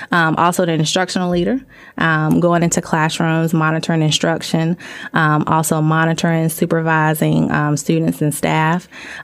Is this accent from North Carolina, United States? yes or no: yes; Huntersville, North Carolina, United States; I was raised in Huntersville, North Carolina